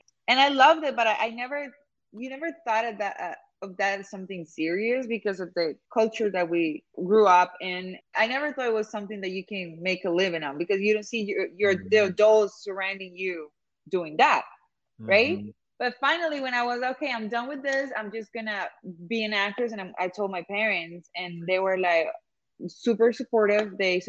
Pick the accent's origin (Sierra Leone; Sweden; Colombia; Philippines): Colombia; Cali, Valle del Cauca; accent: Colombian; English is a second language; moved away as an adult; also born or lived in England; now in Los Angeles, United States; live in LA right now. I've been based here since 2017. And I moved here straight from Cali, Colombia, my hometown.